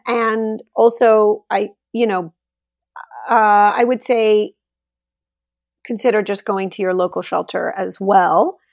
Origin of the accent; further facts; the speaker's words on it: Laredo, Texas, United States; now in Austin, United States; I was home in Laredo, Texas, where I'm from. That's my hometown.